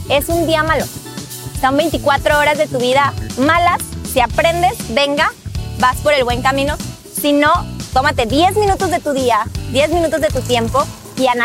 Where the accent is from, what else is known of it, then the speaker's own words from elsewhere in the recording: Mexico; moved away as an adult; now in United States; soy mexicana y el nombre de mi compañía es King Roof Renovation. Yo emigré a Estados Unidos hace cuatro años. En México estaba estudiando mi carrera universitaria.